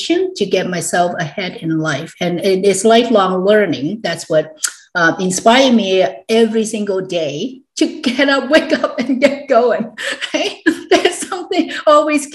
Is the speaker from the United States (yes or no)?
no; Hong Kong; I was born and raised actually in Hong Kong back in the 60s, early 60s.